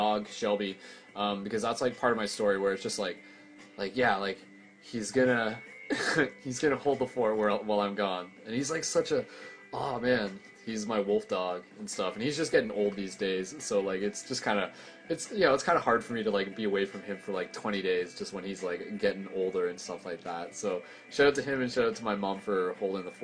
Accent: London, Ontario, Canada; I'm from London, Ontario, Canada, to confirm, so it's a little bit north of Detroit.

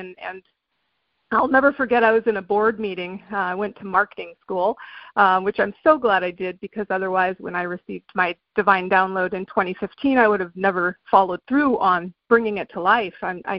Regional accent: England, United Kingdom; I grew up in England, actually. My dad was in the Air Force.

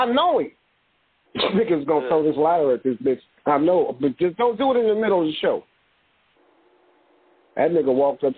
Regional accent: Hayward, California, United States; I'm from Palmacia

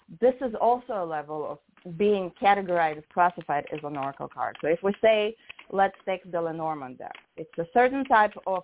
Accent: Russia; moved away; what I grew up with in Russia, 36 cards

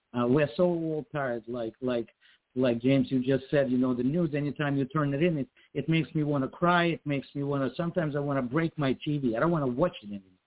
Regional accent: Ukraine; now in United States; I was born and raised in Ukraine

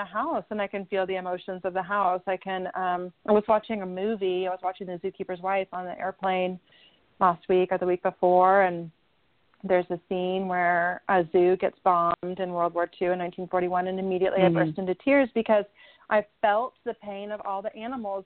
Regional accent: Southern California, United States; born or raised there

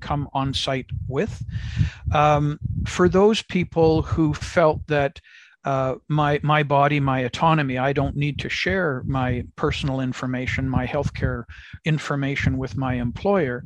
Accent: Canada; as a Canadian living in Canada

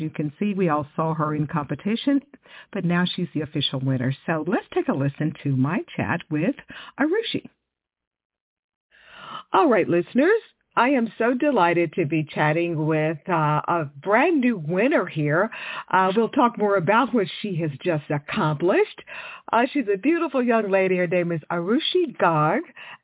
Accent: Houston, Texas, United States; Houston, which is my hometown.

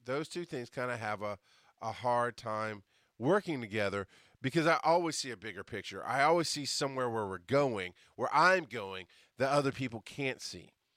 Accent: the South, United States; I'm a Southerner.

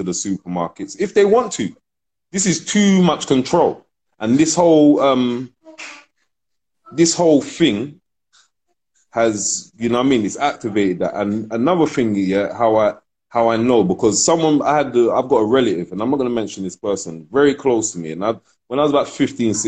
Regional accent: London, United Kingdom; also born or lived in Ghana; I'm born in London, but I'm Ghanaian

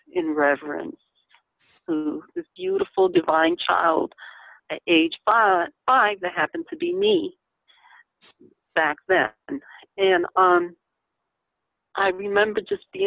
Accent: Lancaster, Pennsylvania, United States; I remember growing up in Stevens Avenue, out in Lancaster, Pennsylvania

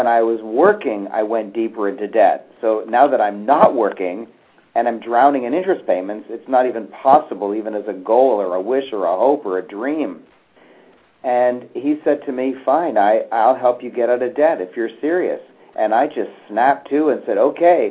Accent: Canada; I was born in Canada. I've lived in Canada all my life

